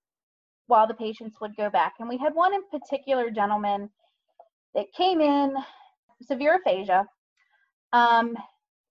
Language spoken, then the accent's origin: English; hometown near Towson University, Maryland, United States; Decided to go get a second bachelor's at Towson University here locally